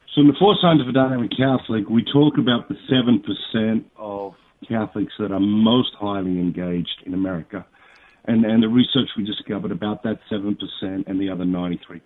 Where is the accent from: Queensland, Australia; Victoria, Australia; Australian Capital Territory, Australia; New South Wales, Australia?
New South Wales, Australia; Sydney; I was born in St Martha's Hospital in Sydney, Australia.